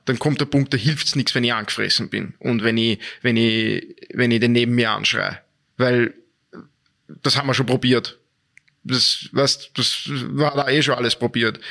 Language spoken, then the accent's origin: German; Vienna, Austria; moved away; also born or lived in Dornbirn / Linz; war ich weg aus Österreich und bin auf einmal heimgekehrt und war dann in Wien, in meiner Heimatstadt wieder